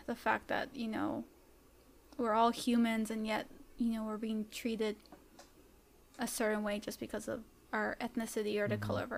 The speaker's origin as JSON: {"language": "English", "country": "Canada", "tie": "born or raised there", "said": "I was born in Canada, but yes, coming from a Salvadoran family, so I am Latina"}